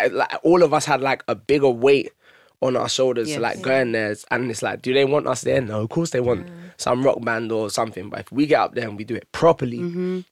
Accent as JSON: {"language": "English", "region": "London", "country": "United Kingdom", "said": "I'm black, I'm from Haringey"}